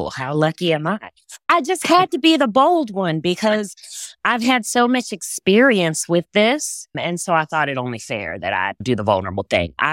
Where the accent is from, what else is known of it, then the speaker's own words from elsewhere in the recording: Texas, United States; accent: Southern; I grew up in Texas, so my natural accent is way more Southern than this.